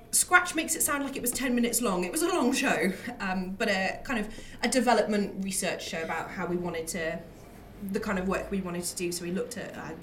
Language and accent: English; Newcastle upon Tyne, North East England, United Kingdom; now in London, United Kingdom; I'm from Newcastle originally